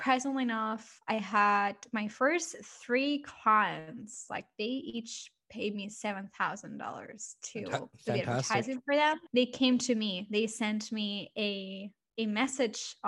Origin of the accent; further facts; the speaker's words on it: Barcelona, Catalonia, Spain; moved away as an adult; now in London, United Kingdom; I'm originally from Barcelona. So I came here, I moved to London to start my business